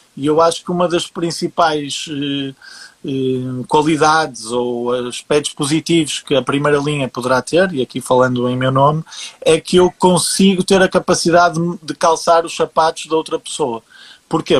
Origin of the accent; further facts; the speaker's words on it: Portugal; eu sendo português, a, a, a, o meu networking aqui acaba por ser mais portugueses